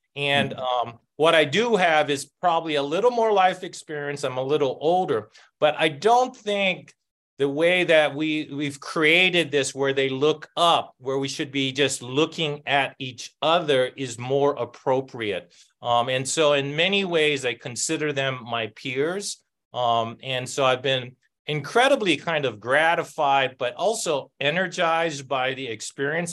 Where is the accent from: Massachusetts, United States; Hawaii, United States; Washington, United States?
Hawaii, United States; Oahu; now in New Mexico, United States; I grew up um, in a public housing, um, one of the rougher ones in um, Oahu